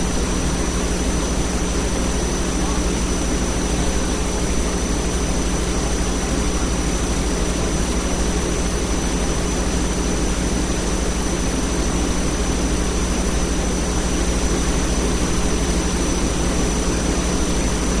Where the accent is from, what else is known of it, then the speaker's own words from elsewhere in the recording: New York City, New York, United States; now in Las Vegas, United States; I'm from Staten Island